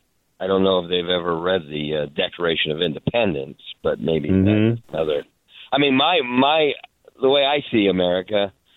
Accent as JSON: {"language": "English", "region": "California", "country": "United States", "tie": "born or raised there", "said": "I'm a Californian. I've been here all my life."}